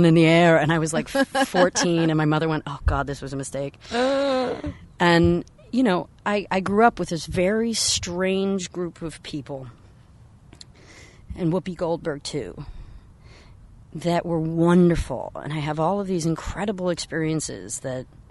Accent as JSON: {"language": "English", "town": "San Francisco", "region": "California", "country": "United States", "tie": "born or raised there", "said": "I was raised in San Francisco"}